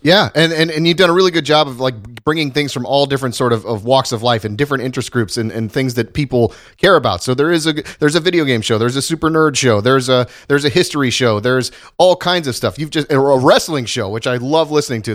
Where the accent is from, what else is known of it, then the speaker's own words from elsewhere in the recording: Ohio, United States; moved away; went back to my hometown in Ohio